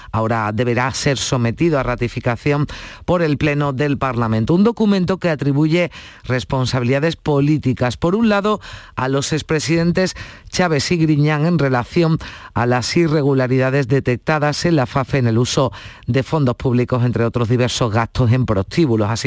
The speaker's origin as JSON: {"language": "Spanish", "country": "Portugal", "second_language": "Spanish", "said": "Yo soy portugués y, y merece pena vale a pena."}